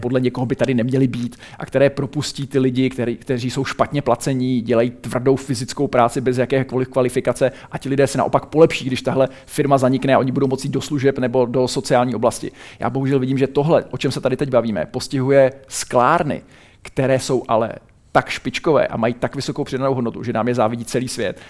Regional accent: Czechia; pocházím z České republiky a žiji tady

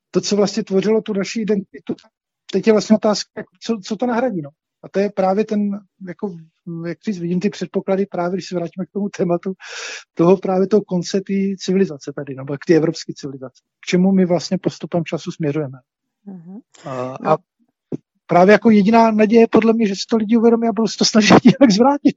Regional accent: Czechia; my Češi

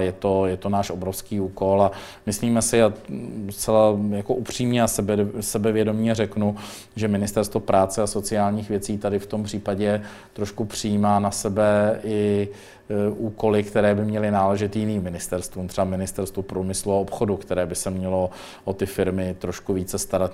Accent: Mladá Boleslav, Central Bohemian Region, Czechia; já jsem z Mladé Boleslavy, takže u nás tak nějak to tempo řídí Škodovka

